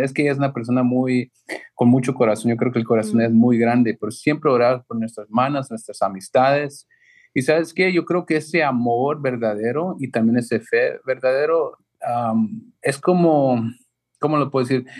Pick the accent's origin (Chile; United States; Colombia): United States; Los Angeles, California; nosotros crecimos en South Central